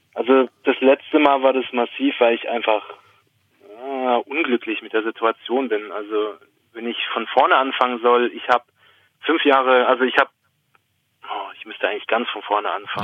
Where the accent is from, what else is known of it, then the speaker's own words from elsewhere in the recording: Swabia, Baden-Württemberg, Germany; accent: Swabian; dann kommt das Schwäbische schon ein bisschen raus